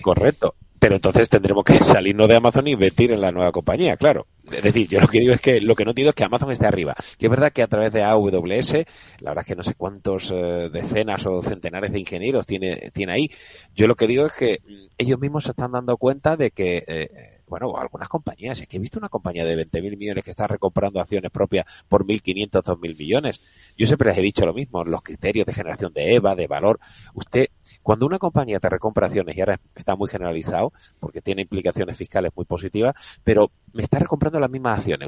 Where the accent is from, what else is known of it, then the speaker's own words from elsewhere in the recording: Andalusia, Spain; accent: Andalusian; soy muy clarito con mi acento andaluz, que después de 50 años no lo, no lo he perdido